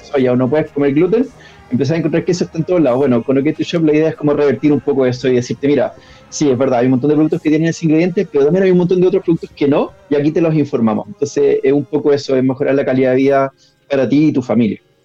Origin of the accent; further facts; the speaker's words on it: Pirque, Santiago Metropolitan Region, Chile; vivía en Pirque, que es una zona de Santiago